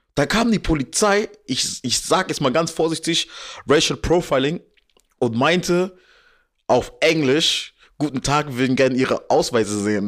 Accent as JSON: {"language": "German", "country": "Germany", "tie": "born or raised there", "said": "ich bin in Deutschland geboren"}